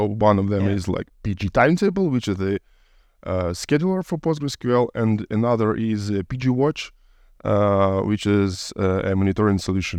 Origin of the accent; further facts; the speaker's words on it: Ukraine; I was born in Soviet Union, so I'm a little bit old, but yeah, I lived in Ukraine